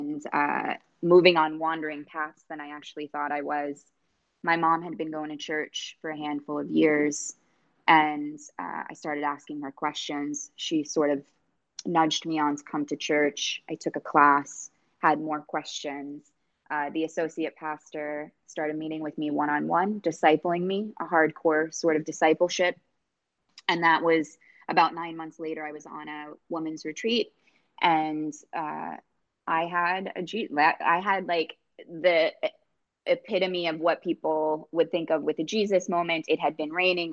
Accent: New York, United States; I'm from New York

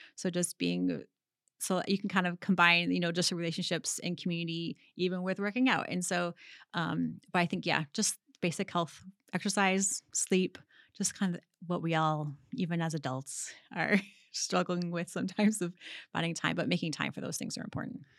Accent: Michigan, United States; being from, like, live, growing, growing up in Michigan

